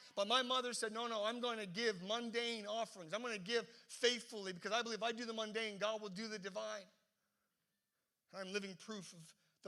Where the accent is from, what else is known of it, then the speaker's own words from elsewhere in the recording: the East Coast, Atlantic Canada, Canada; now in Halifax, Canada; growing up in the East Coast